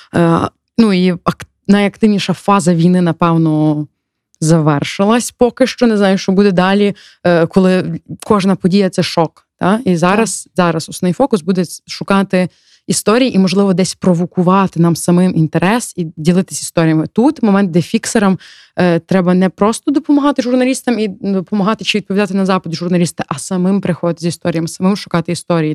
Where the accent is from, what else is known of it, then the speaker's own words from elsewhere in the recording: Ukraine; я з України